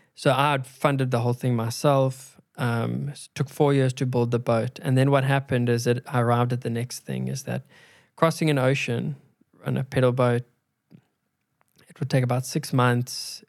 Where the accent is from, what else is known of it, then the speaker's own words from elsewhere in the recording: South Africa; we grew up in South Africa